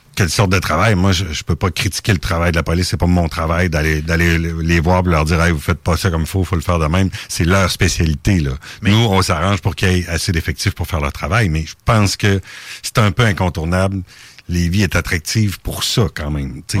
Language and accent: French; Lévis, Quebec, Canada; chez, chez nous à Saint-Étienne